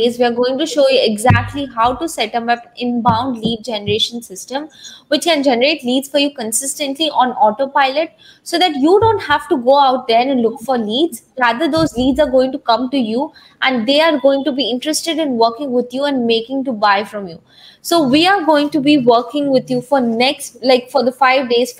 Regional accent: India; I was from India

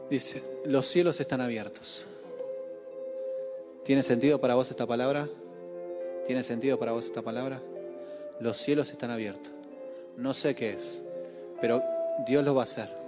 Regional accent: Formosa, Argentina; Soy de Formosa, mi vieja de Formosa.

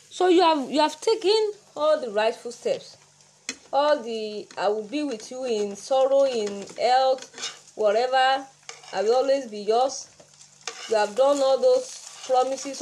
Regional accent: Nigeria; I'm from Nigeria

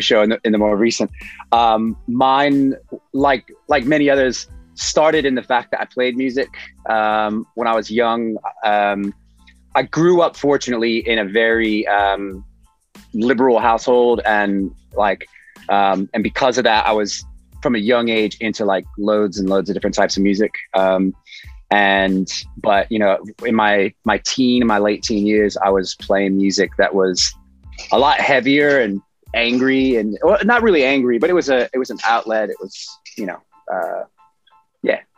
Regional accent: New York City, New York, United States; from Brooklyn, New York City

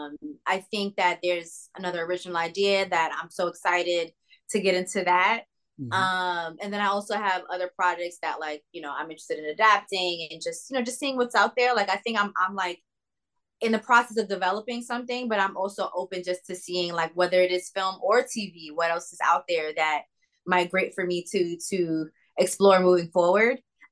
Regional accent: New York City, New York, United States; I'm from New York City, so I'm an all-city girl

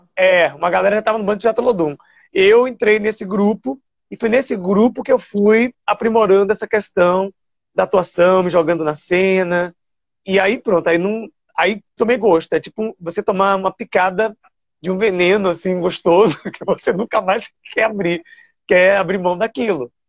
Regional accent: Salvador, Bahia, Brazil; moved away as an adult; also born or lived in São Paulo / Rio de Janeiro; Eu nasci ali no Nazaré, na Climério de Oliveira

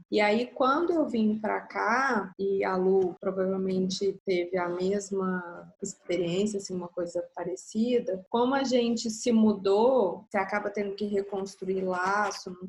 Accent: Belo Horizonte, Minas Gerais, Brazil; now in Rio de Janeiro, Brazil; Que eu mudei de BH para o Rio.

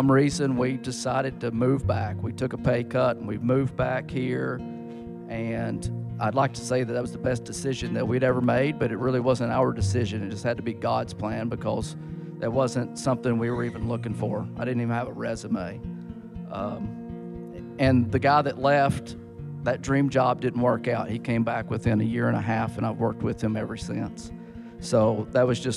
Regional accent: Etowah, Tennessee, United States; I grew up in Etowah

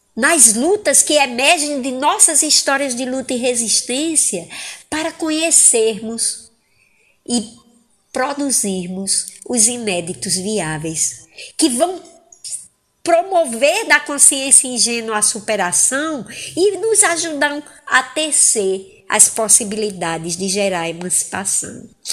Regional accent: Angicos, Rio Grande do Norte, Brazil; now in Fortaleza, Brazil; Angicos, no Rio Grande do Norte, terra em que nasci

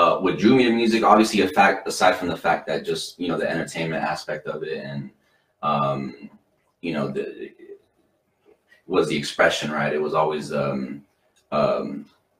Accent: Salt Lake City, Utah, United States; I'm from Salt Lake City, this beautiful city that, you know, we grew up

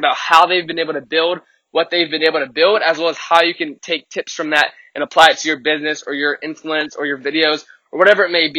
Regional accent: Richmond, Virginia, United States; I'm coming to you live from Richmond, Virginia, my hometown

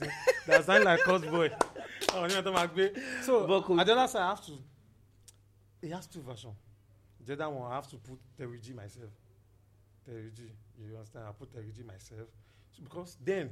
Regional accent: Ibadan, Oyo, Nigeria; also born or lived in Lagos / Ikorodu; I grew up in Ibadan

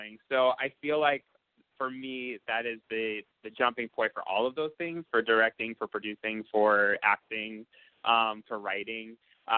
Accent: Boston, Massachusetts, United States; Growing up in Boston was great.

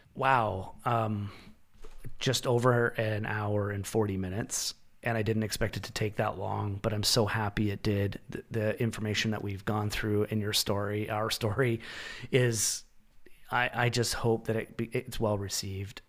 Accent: Canada; now in Ontario, Canada; As a Canadian citizen

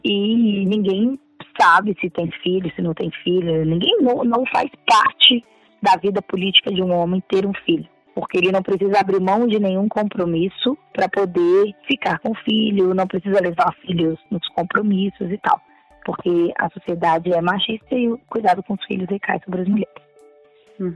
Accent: Belo Horizonte, Minas Gerais, Brazil; also born or lived in Barreiro, Belo Horizonte; em Venda Nova, onde eu cresci, onde mora toda a minha família, é, onde eu morei até os 20 e poucos anos

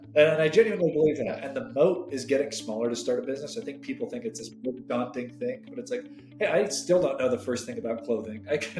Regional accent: Hong Kong; I grew up in Southeast Asia, specifically in Hong Kong.

